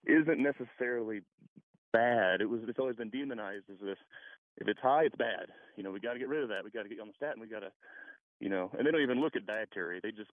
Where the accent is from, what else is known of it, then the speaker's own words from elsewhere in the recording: Kansas City, Missouri, United States; now in Bradenton, United States; I grew up in Kansas City